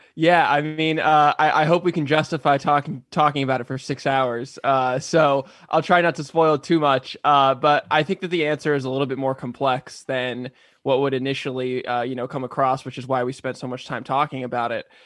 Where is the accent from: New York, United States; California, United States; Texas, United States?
California, United States; San Diego; moved away as an adult; now in Los Angeles, United States; I'm born and raised in San Diego, li-, like I am, and, uh, I've lived in L A the last seven years